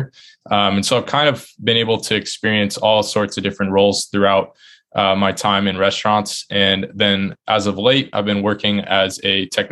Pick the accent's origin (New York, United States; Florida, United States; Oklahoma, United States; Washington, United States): Washington, United States; Sumner; moved away as an adult; now in Boston, United States; back in my hometown, Sumner, where I grew up